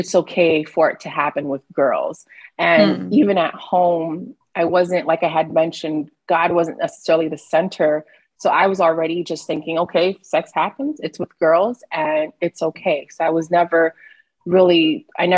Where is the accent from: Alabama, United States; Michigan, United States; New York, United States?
New York, United States; New York City; now in Midwest, United States; I am from Brooklyn, New York, born and raised, and I'm currently in the Midwest